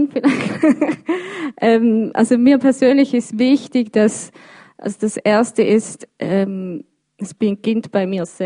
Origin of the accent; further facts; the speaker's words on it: Birsfelden, Basel-Landschaft, Switzerland; now in Basel, Switzerland; Ja, also ich, ich bin hier in der Stadt Basel. Ähm, ich bin in Biersfelden aufgewachsen, aber wie gesagt, ich bin schon ein Stadtmensch, ich lebe gerne hier